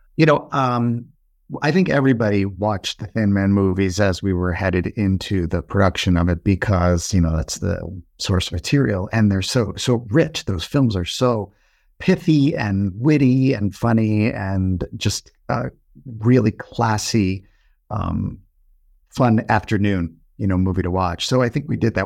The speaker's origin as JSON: {"language": "English", "town": "Freehold", "region": "New Jersey", "country": "United States", "said": "I'm actually originally from Freehold, New Jersey."}